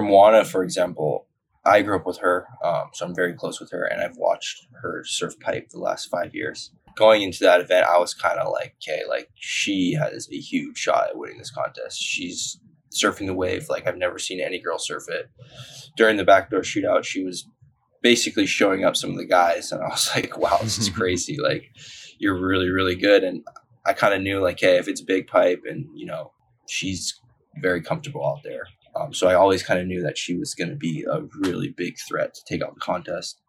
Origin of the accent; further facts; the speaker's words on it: Haleiwa, Hawaii, United States; I was born and raised on the North Shore